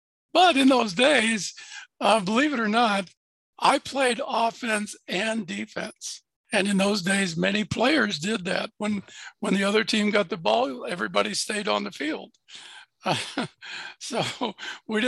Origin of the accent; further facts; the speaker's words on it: Fort Lauderdale, Florida, United States; also born or lived in Ohio; I was born in Ohio, but at the age of six, we moved to Fort Lauderdale, Florida. So I grew up in Fort Lauderdale, Florida